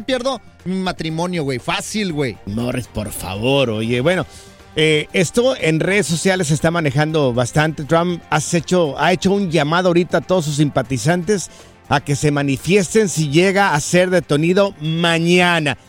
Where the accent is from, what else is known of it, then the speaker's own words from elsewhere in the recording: Jalisco, Mexico; yo soy del estado de Jalisco